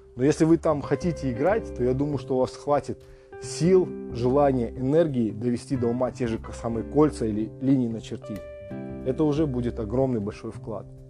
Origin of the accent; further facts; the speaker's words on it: Temirtau, Karaganda Region, Kazakhstan; я сам из Тимиртау, там был, э, учился в школе